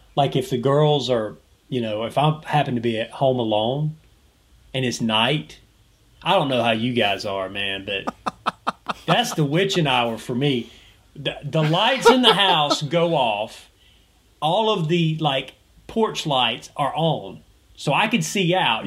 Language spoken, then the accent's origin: English; Georgia, United States; someone who has grown up in Georgia, lives in Georgia, I'm a Southerner, I, this is my home